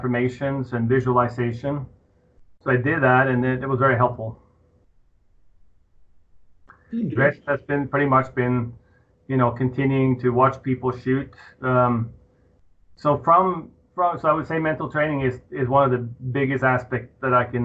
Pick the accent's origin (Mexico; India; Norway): Norway; moved away as an adult; now in Colorado, United States; I was born in Norway in the year 1968